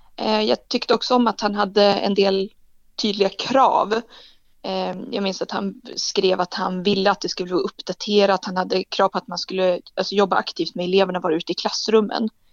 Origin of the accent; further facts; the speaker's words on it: Umeå, Västerbotten County, Sweden; moved away as an adult; also born or lived in Lapland / Dorotea / Skåne; now in Lund, Sweden; Jag är född i en pytteliten by mittemellan Dorotea och Borgafjäll, så mitt ute ingenstans. Och sen har jag bott nästan hela livet i Umeå